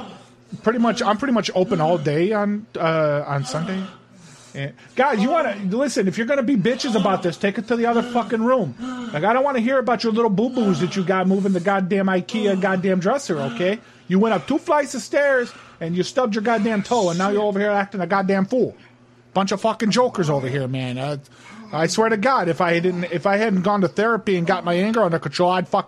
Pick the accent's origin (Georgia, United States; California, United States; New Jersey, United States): New Jersey, United States; Trenton; Yeah, I was from Trenton, New Jersey originally. I was out in that area